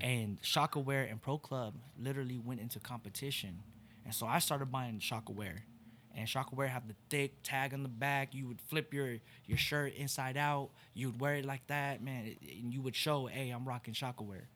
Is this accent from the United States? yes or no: yes; Torrance, California, United States; moved away as an adult; now in Oklahoma, United States; I really am from L A. I'm from Torrance, California